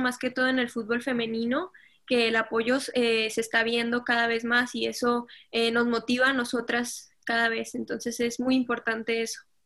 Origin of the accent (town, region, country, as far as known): Mexico; born or raised there; also born or lived in Colombia